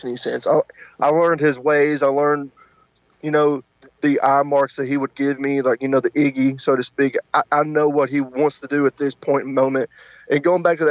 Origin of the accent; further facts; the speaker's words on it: Tennessee, United States; I'm from Tennessee